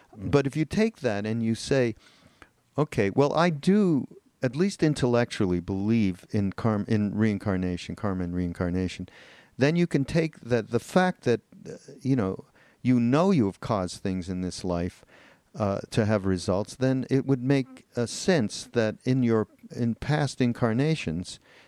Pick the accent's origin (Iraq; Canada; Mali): Canada; Montreal, Quebec; I'm from Montreal. You know that. And when I was a kid growing up and I was in high school